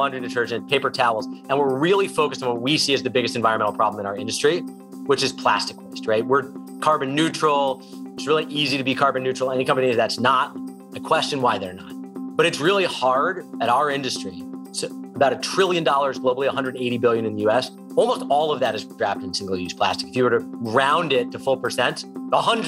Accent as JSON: {"language": "English", "area": "Westchester County", "region": "New York", "country": "United States", "tie": "born or raised there", "said": "I grew up in Westchester County in the 80s"}